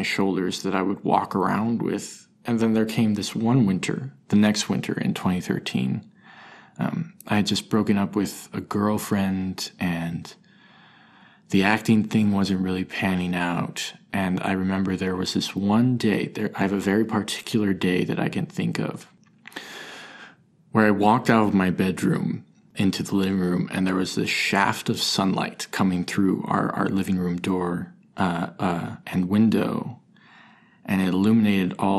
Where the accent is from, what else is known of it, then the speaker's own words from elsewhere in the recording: Park City, Utah, United States; moved away as an adult; now in New York City, United States; I'm originally from Park City, Utah.